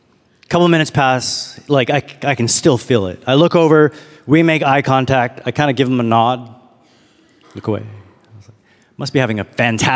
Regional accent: Toronto, Ontario, Canada; also born or lived in Chicago / Detroit; now in Austin, United States; I'm from Canada, from Toronto. I was like, you want to keep going? I've lived in a lot of cities.

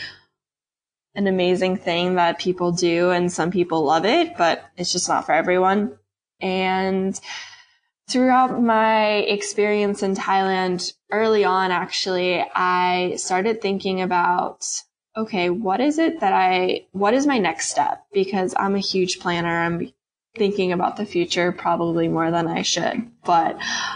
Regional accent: St. Louis, Missouri, United States; moved away as an adult; also born or lived in Kentucky / California; I'm from St. Louis originally

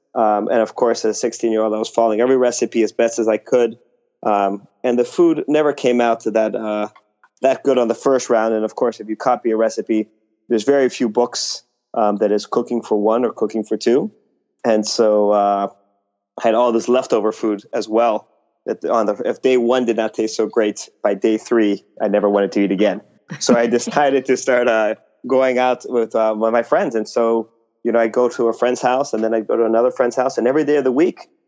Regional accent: Mexico; now in New York, United States; born and raised in Mexico

